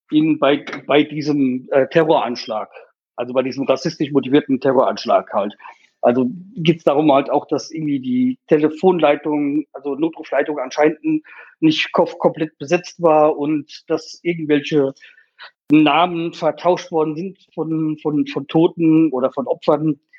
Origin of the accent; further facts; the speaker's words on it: Hanau, Hesse, Germany; ich meine, ich komme ja aus Hanau und deswegen, wir hatten ja letztes Jahr halt diese, diese scheiß Attentat da gehabt